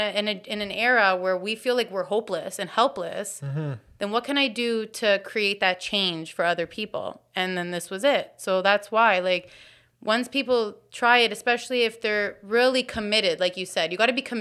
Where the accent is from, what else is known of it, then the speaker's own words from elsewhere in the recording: Woodbridge, Ontario, Canada; now in Hamilton, Canada; I'm new to Hamilton. I'm from Vaughan.